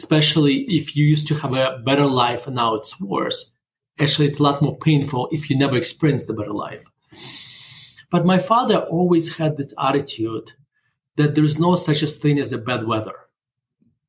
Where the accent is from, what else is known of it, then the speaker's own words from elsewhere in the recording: Murmansk, Murmansk Oblast, Russia; English is a second language; now in United States; I'm growing up in not just in Russia, but in Soviet Russia. We're living in the city called Murmansk